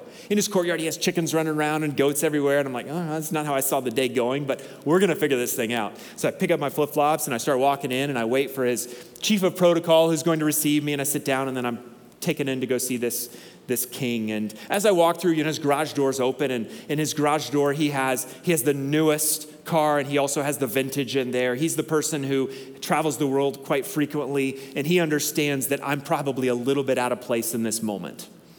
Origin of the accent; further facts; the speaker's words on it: Northern Togo, Togo; When I grew up in Togo, and so I grew up in northern Togo, which is arid half the year and pretty tropical the other half of the year.